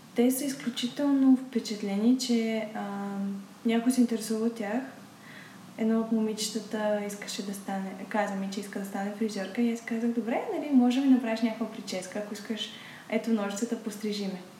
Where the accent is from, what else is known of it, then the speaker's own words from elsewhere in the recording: Bulgaria; съм се родила точно в България